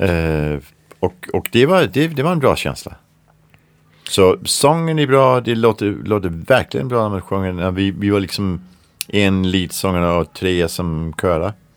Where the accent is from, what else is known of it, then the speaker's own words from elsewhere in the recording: Denmark; Swedish is a second language; moved away; Jag är från Danmark